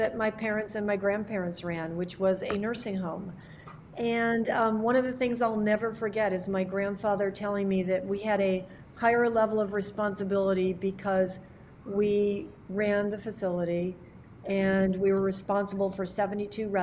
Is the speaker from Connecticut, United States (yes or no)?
yes; Hamden, Connecticut, United States; I grew up outside New Haven.